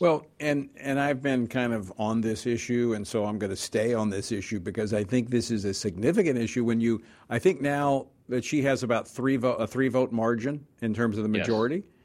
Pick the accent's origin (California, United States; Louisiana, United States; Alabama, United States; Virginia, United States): Louisiana, United States; the 4th Congressional District of my home state of Louisiana